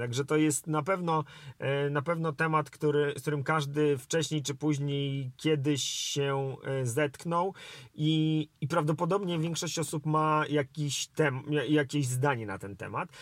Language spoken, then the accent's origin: Polish; Warsaw, Masovian Voivodeship, Poland; ja wychowałem się w Polsce, e, w Warszawie